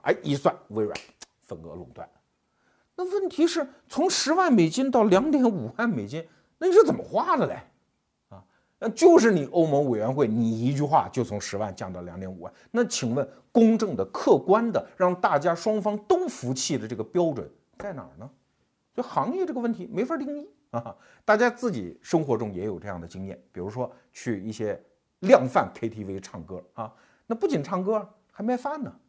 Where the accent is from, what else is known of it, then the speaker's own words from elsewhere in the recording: China; 我们中国人